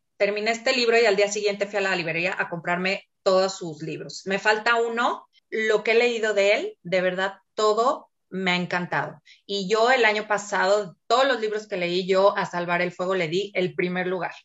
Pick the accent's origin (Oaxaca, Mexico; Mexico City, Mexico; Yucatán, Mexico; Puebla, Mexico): Mexico City, Mexico; now in Torreón, Mexico; Yo nací en la Ciudad de México, ya tengo muchos años aquí en Torreón, por situaciones familiares vine a dar aquí.